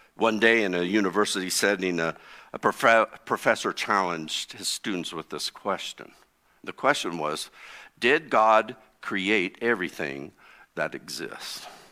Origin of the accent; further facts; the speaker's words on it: East Central Indiana, United States; I grew up in East Central Indiana.